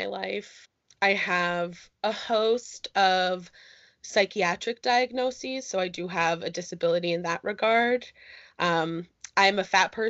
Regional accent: Northeast Pennsylvania, United States; moved away as an adult; I am originally from Northeast Pennsylvania. Since I left there for college, I have bounced around the United States a lot

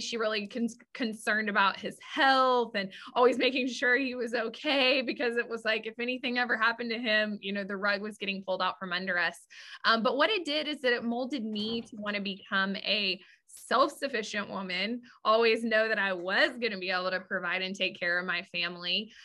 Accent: West Texas, United States; I grew up in West Texas

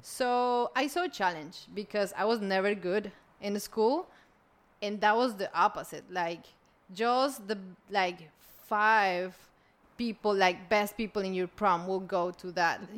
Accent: Colombia; I was born in Colombia

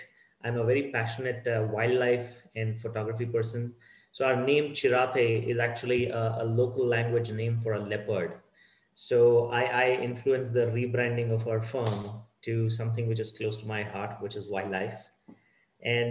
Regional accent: Bangalore, Karnataka, India; I'm born and brought up in Bangalore, the Silicon Hub of India.

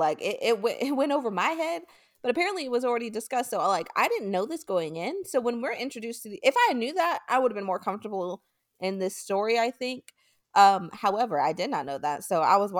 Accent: United States; accent: American; my American accent

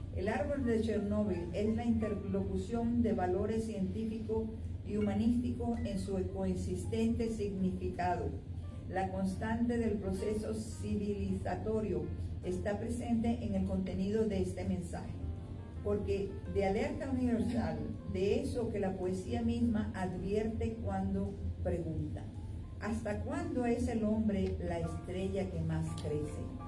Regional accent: Venezuela; also born or lived in Mexico; yo soy de Venezuela, eh, o sea, nací en México, pero yo me crié en Venezuela.

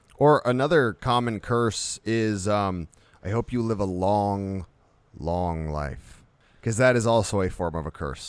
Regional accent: United States; we're American

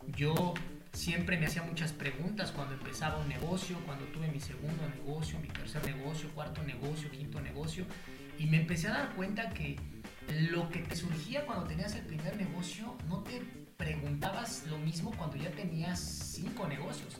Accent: Mexico City, Mexico; soy originario de la Ciudad de México

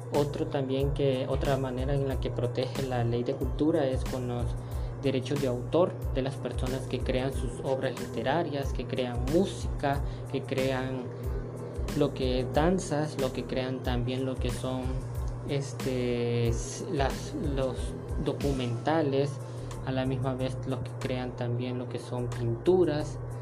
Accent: El Salvador; como salvadoreños que somos

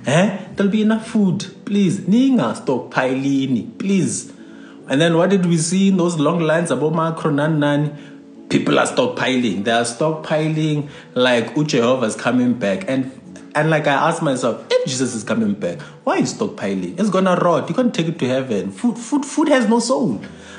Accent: England, United Kingdom; I'm English

